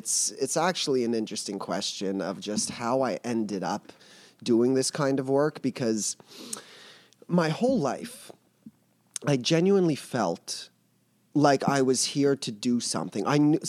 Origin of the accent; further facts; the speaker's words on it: Montreal, Quebec, Canada; I'm from Montreal, as you said.